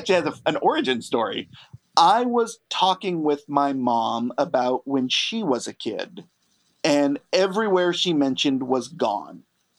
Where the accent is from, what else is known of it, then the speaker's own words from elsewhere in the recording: Bay Area, California, United States; growing up in the Bay Area